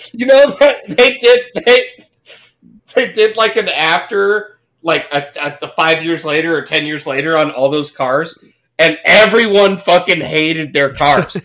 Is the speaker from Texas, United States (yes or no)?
yes; Fort Worth, Texas, United States; I grew up in Fort Worth